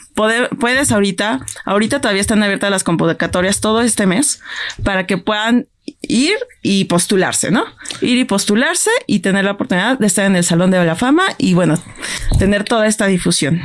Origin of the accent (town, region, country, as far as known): Mexico